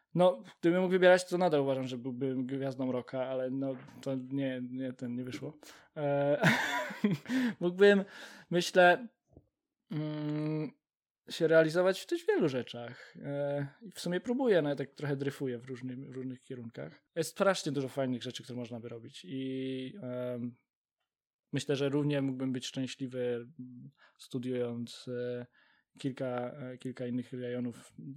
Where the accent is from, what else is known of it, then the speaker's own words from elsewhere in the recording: Poznań, Greater Poland, Poland; całe nasze życie e, w Poznaniu